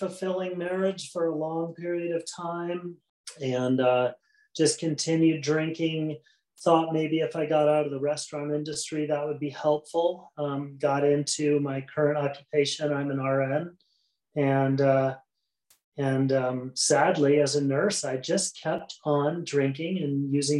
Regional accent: Midwest, United States; I was raised in the Midwest

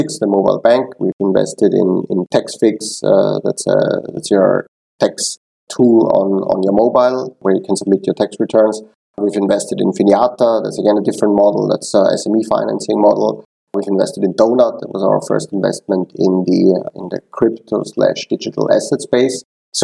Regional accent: Vienna, Austria; moved away as an adult; also born or lived in Tel Aviv / London; now in Switzerland; I am originally from Vienna

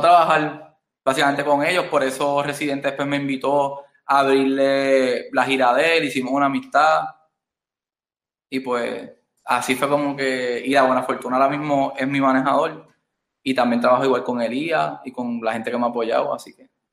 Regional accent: Ponce, Puerto Rico; also born or lived in Bronx, New York, United States; Yo soy de Ponce, Puerto Rico.

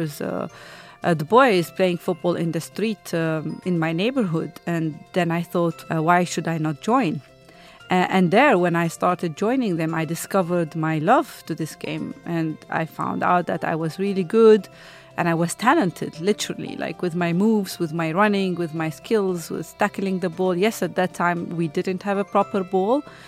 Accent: Bethlehem, West Bank, Palestine; moved away as an adult; now in Zurich, Switzerland; I was born in Bethlehem, Palestine

